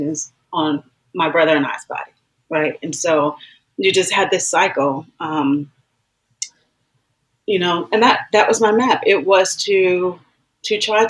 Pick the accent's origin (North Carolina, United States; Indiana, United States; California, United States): North Carolina, United States; rural North Carolina town, United States; moved away; also born or lived in Washington, D.C.; I was born in Washington, D.C., but I actually grew up in, like, from a little girl, as early as five, my earliest remembrance of being in this place, in a deeply segregated, rural North Carolina town